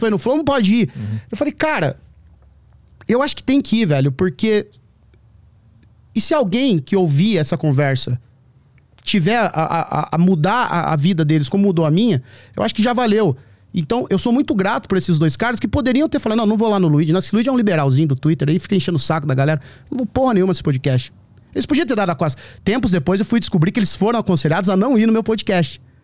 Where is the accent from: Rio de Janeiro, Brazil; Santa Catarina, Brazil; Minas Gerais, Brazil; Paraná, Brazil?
Paraná, Brazil; small town in the interior of; now in São Paulo, Brazil; É uma cidade do interior do Paraná, 3.500 habitantes, sabe? Cresci, a minha, passei a minha infância lá.